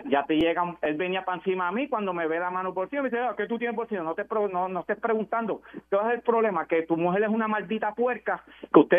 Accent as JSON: {"language": "Spanish", "country": "Puerto Rico", "said": "No sé, de, de, yo, de Puerto Rico, voy a decir puertorriqueño puro."}